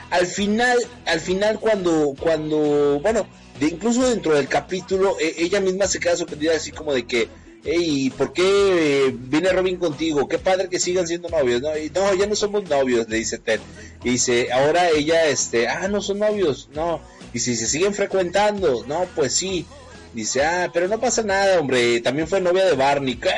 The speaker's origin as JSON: {"language": "Spanish", "town": "McAllen", "region": "Texas", "country": "United States", "said": "toco el bajo eléctrico y soy de McAllen, Texas."}